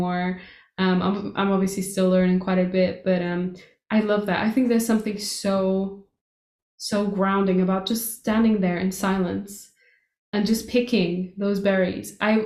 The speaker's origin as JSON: {"language": "English", "country": "Portugal", "tie": "born or raised there", "moved": "yes", "said": "that's exactly how I grew up in Portugal"}